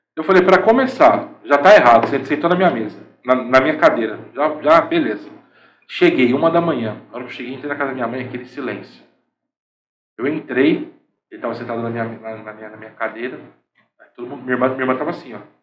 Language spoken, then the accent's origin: Portuguese; Santo André, São Paulo, Brazil; moved away as an adult; now in Caraguatatuba, Brazil; a gente nascido e criado em Santo André, nunca tinha saído de Santo André para outro lugar.